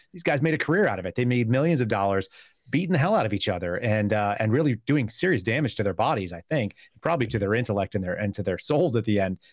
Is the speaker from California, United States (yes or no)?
yes; Bay Area, California, United States; also born or lived in Burbank; I actually also grew up in the Bay Area